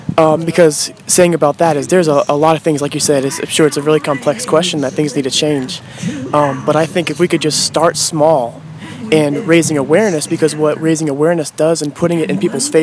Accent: Iola, United States; I'm from Iola.

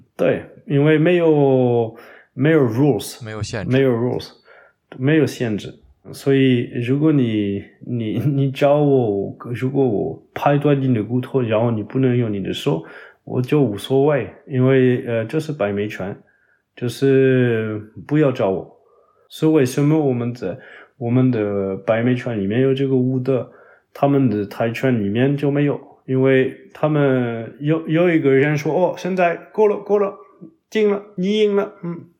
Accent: Toulouse, south of France, France; Chinese is a second language; now in Paris, France; 我在我的老家就是toulouse，法国南部

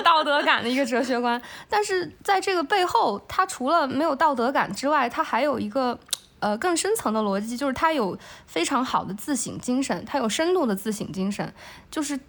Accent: China; 我们中国的社会

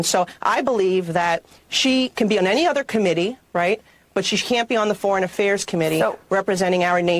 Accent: New York, United States; as a New Yorker who represents a district who lost most lives on 9/11

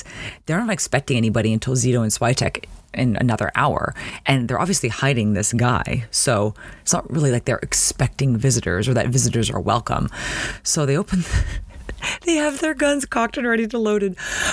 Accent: Toronto, Ontario, Canada; growing up in Toronto

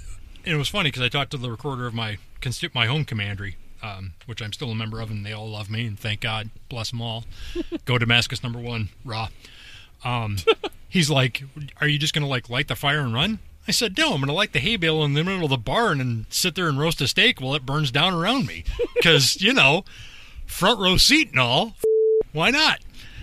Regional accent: Northern Ireland, United Kingdom; But at the same time, I am Northern Irish, and I'm a deviant.

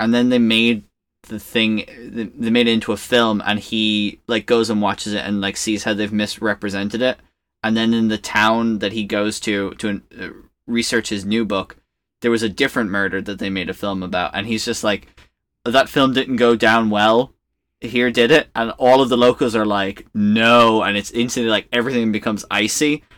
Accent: Ireland; growing up in Ireland

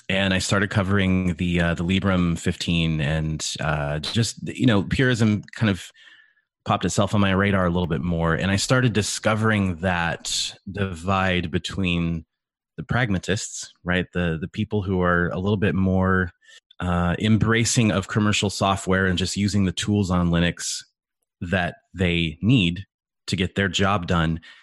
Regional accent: California, United States; I grew up in California with my stepdad who owned a computer tech business

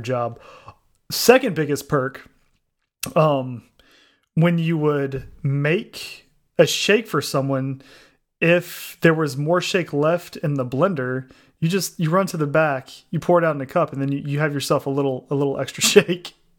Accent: United States; me as an American

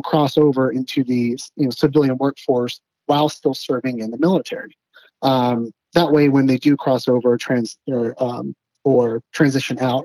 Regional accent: just outside of Dallas, North Texas, United States; moved away as an adult; also born or lived in East Coast; now in Arkansas, United States; I'm actually from the North Texas area, so just outside of Dallas

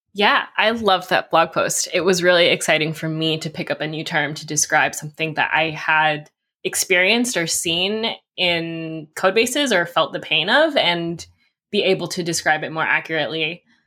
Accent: California, United States; I'm also from California

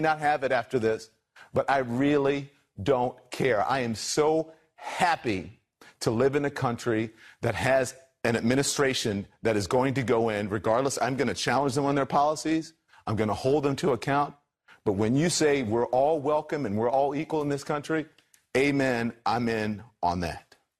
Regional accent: United States; I am an American

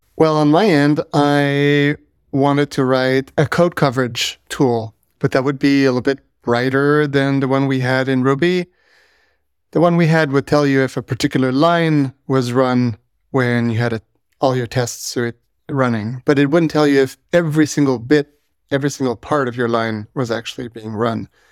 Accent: Canada; I'm French Canadian

